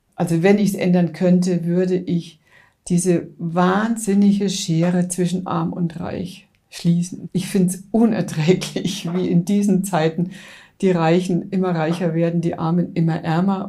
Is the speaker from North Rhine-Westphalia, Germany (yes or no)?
no; Coburg, Bavaria, Germany; now in Munich, Germany; München und Coburg sind die zwei Städte, in denen ich überwiegend in meinem Leben verbracht habe